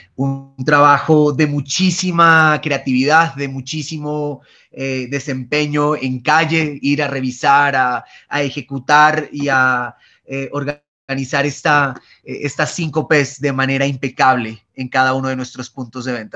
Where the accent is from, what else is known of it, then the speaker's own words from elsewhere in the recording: Pasto, Nariño, Colombia; accent: pastuso; moved away as an adult; also born or lived in Bogotá; el acento es pastucito. Soy, soy pastuso de crianza, na, nací en Bogotá, pero viví toda, toda mi infancia y mi juventud en, en San Juan de Pasto.